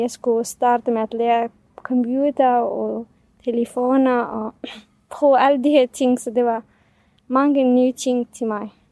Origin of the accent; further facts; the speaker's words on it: Syria; first language Kurdish; Danish is a second language; now in Denmark; vi er kurder fra Syrien, så vi taler kurdisk